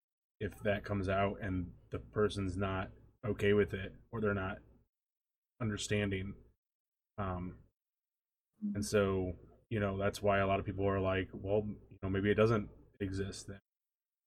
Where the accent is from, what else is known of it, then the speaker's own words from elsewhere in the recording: St. Louis, Missouri, United States; I'm from St. Louis.